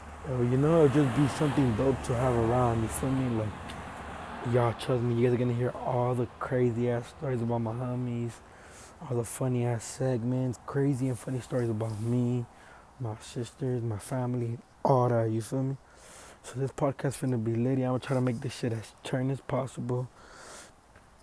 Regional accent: Los Angeles, California, United States; I'm from Los Angeles, Echo Park, downtown LA area. I was born in the hood

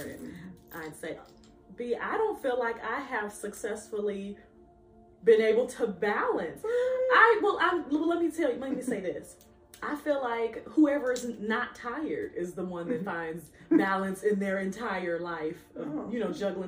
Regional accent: Chicago, Illinois, United States; you're from Chicago

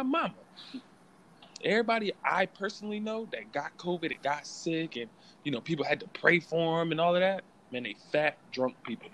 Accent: Springfield, United States; I'm from Springfield

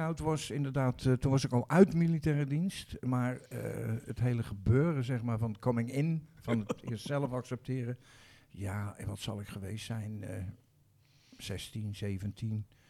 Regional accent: Rotterdam, South Holland, Netherlands; Nou, ik ben geboren in Rotterdam-Zuid, in de wijk Bloemhof. Dat was en is nog steeds een, ehm, een volksbuurt

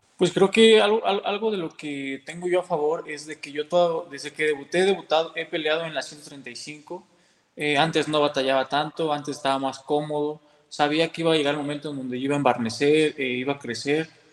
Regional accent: Mexico; yo como mexicano

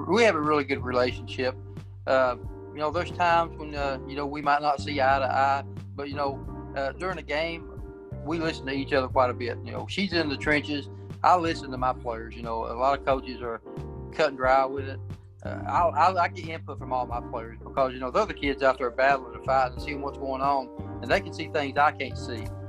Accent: Pike County, Kentucky, United States; I was born and raised in Pike County

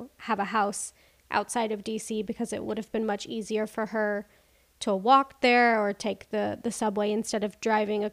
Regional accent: Arkansas, United States; now in Spain; I'm from Arkansas

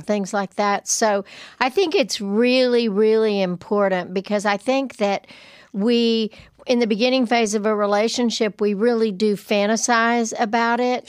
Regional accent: Lubbock, Texas, United States; I'm from Lubbock

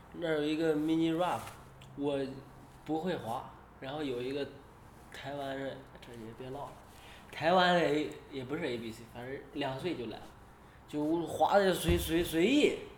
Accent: China; 我是中国的

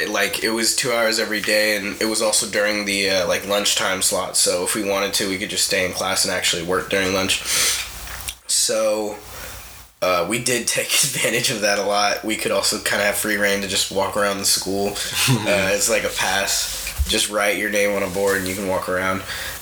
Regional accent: Clarksville, Tennessee, United States; born there; also born or lived in Japan / California; I was born in Tennessee, in Clarksville, on a military base because my father is a medic in the Army, retired now at this point. And then we moved to Japan when I was 3.

